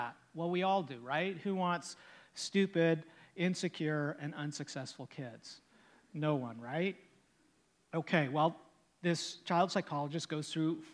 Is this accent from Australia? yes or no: no; Canada; I'm Canadian